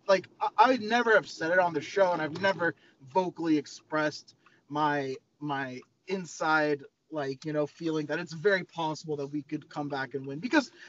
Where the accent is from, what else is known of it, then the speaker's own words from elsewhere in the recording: United States; for me as an American fan